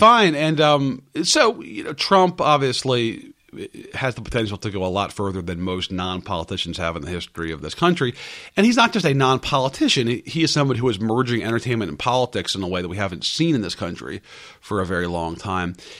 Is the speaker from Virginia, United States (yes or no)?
yes; Northern Virginia, United States; I grew up in Northern Virginia